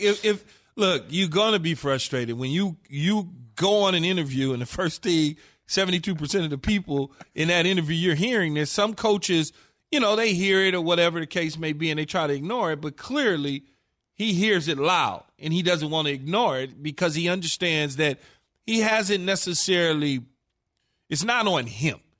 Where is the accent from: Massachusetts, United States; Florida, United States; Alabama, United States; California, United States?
California, United States; Los Angeles; I'm a homer from Los Angeles